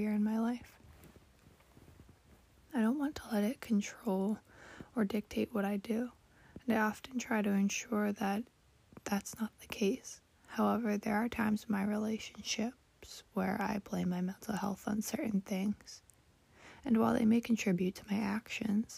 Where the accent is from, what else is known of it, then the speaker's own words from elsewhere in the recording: United States; I was born and raised in America